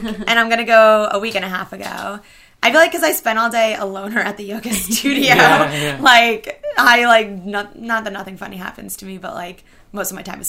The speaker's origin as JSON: {"language": "English", "region": "New York", "country": "United States", "tie": "born or raised there", "said": "because I grew up in New York"}